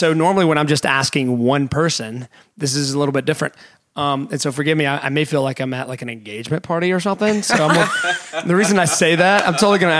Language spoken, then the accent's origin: English; the South, United States; I'm the Southern boy who is, you know, older.